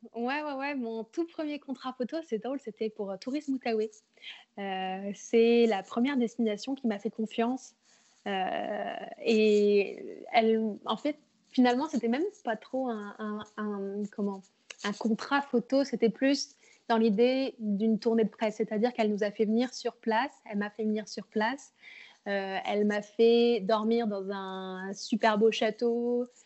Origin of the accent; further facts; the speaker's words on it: Bourges, Centre-Val de Loire, France; moved away as an adult; also born or lived in Montreal, Canada; now in Quebec City, Canada; je viens du Berry en France, à Bourges. Et ça fait quatre ans que je suis maintenant au Québec